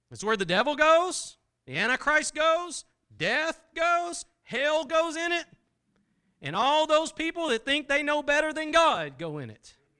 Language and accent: English; Texas, United States; I'm from Texas